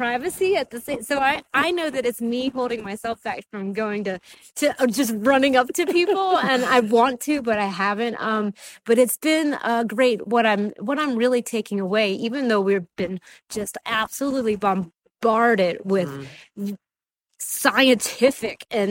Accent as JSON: {"language": "English", "region": "Texas", "country": "United States", "said": "I'm from Texas"}